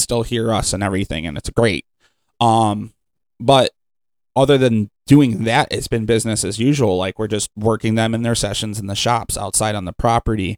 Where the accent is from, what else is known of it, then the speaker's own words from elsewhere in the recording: Cleveland, Ohio, United States; now in Sandusky, United States; I'm from Cleveland and then coming to Sandusky